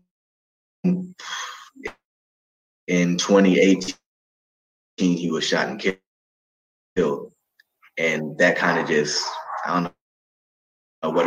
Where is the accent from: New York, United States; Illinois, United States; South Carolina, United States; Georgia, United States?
Georgia, United States; Atlanta; now in California, United States; from Atlanta